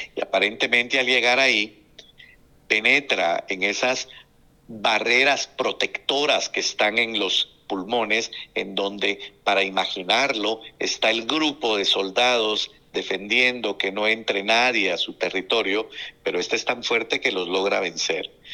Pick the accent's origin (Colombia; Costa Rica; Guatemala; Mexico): Guatemala; como guatemalteco